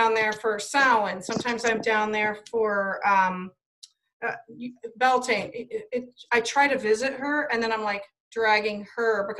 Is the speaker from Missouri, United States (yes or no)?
no; Ohio, United States; I'm from Ohio. So yeah, I'm in Ohio.